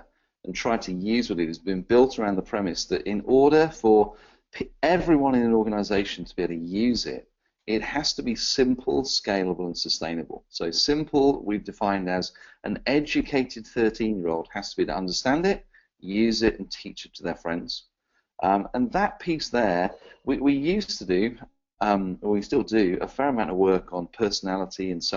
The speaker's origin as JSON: {"language": "English", "region": "England", "country": "United Kingdom", "said": "an Englishman"}